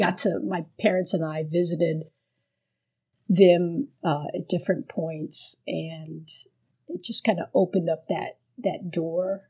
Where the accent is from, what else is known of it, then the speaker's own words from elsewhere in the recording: Miami, Florida, United States; first language Spanish; English is a second language; growing up in Miami